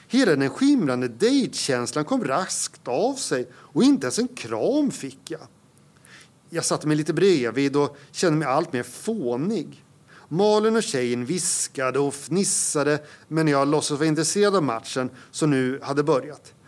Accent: Södermanland, Sweden; moved away as an adult; also born or lived in Uppsala; sörmlänning i exil i Uppland i 20 år. Mm. Sen så återvände jag

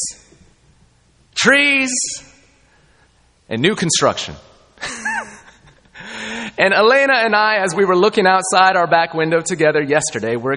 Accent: Southern California, United States; moved away; I grew up in Southern California

